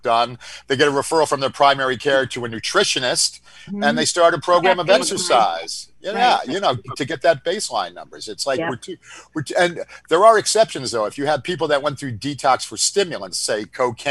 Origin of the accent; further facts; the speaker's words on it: Northeast, United States; we're from the Northeast